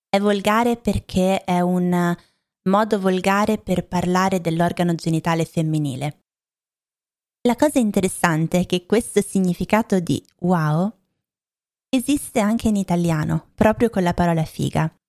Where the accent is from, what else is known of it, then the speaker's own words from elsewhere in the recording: Lombardy, Italy; Io vengo dalla Lombardia, ve l'ho detto tante volte, da vicino a Milano, ho anche studiato a Milano, ma ho cambiato poi città, regioni, paesi tantissime volte e ehm, non mi sento per niente milanese, non credo di avere un accento milanese